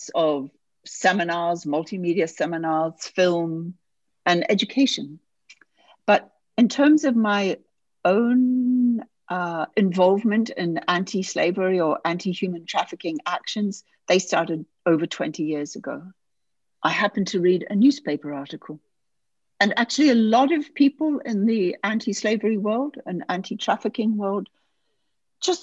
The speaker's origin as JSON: {"language": "English", "country": "New Zealand", "tie": "born or raised there", "also_born_or_lived": "United Kingdom", "moved": "as an adult", "said": "I'm originally from New Zealand, which is where I grew up and was raised and so on. And at a fairly young age, I left for the UK"}